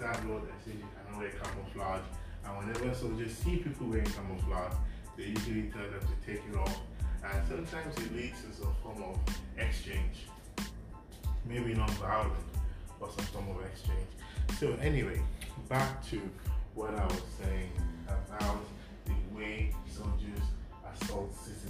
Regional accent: Nigeria

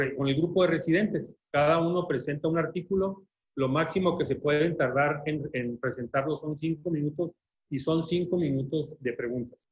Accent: Chihuahua, Mexico; also born or lived in Mexico City / Hamilton, Ontario, Canada; yo soy chihuahuense, eh, hice mi, mi, carrera de medicina aquí en la ciudad de Chihuahua

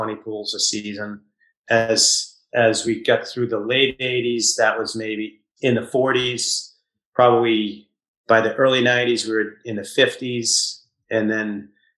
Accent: Easton, Massachusetts, United States; also born or lived in Walpole, Massachusetts; I grew up in Easton, actually in Walpole till I was 7. Then we moved to Easton

